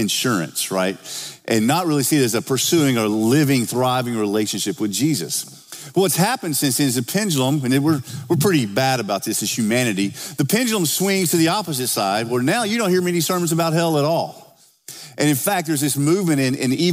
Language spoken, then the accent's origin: English; the South, United States; now in Oakville; I'm from the South